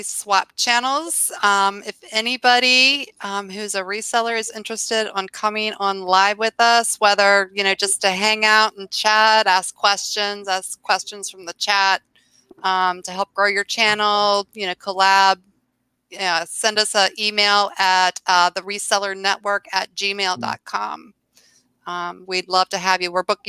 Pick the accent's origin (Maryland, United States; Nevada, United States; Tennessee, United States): Maryland, United States; I grew up on the Mason-Dixon.